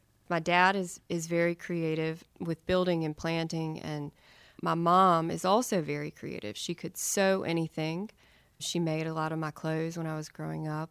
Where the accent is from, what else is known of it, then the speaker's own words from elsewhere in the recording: Charlotte, North Carolina, United States; moved away as an adult; also born or lived in New York; growing up in Charlotte was great.